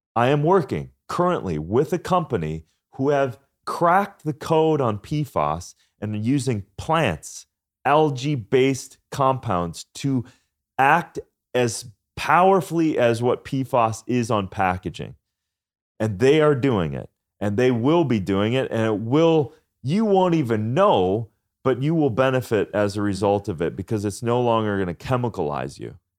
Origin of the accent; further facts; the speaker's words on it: Minnesota, United States; moved away; I'm from Minnesota farmland too